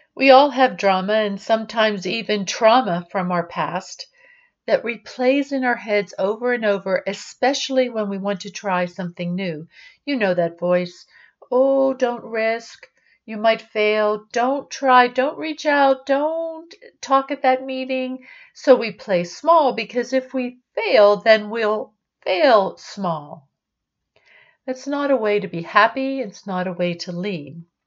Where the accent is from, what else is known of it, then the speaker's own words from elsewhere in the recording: Pittsburgh, Pennsylvania, United States; growing up in Pittsburgh